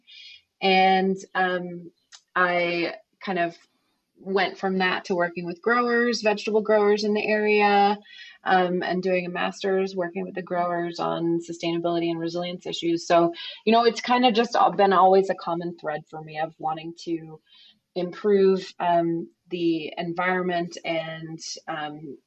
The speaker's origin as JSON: {"language": "English", "town": "Concord", "region": "New Hampshire", "country": "United States", "tie": "born or raised there", "also_born_or_lived": "New Zealand", "moved": "yes", "lives_now": "Salt Lake City, United States", "said": "I grew up in Concord, New Hampshire, actually, so not too far from Tufts"}